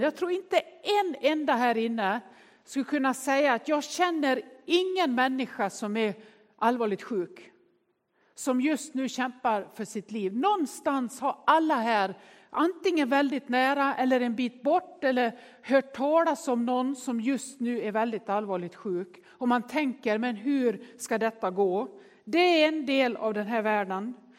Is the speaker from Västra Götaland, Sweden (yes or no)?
no; Nås, Dalarna County, Sweden; Jag är ju uppväxt i Nås i Västerdalarna